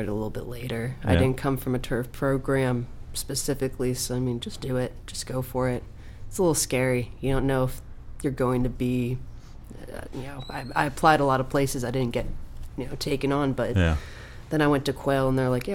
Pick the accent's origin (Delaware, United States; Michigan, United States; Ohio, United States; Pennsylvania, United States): Ohio, United States; about 40 minutes west of Pittsburgh; moved away as an adult; also born or lived in West Virginia; now in Charlotte, United States; I grew up in Ohio, like about 40 minutes west of Pittsburgh